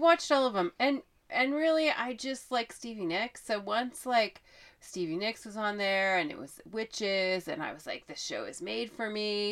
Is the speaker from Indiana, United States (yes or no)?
no; Oregon, United States; I am from Oregon.